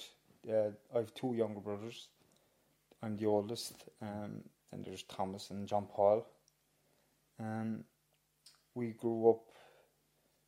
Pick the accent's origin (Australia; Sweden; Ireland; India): Ireland; Cork, Munster; I grew up in Hollyhill, Arcullen, James, a few doors down from you.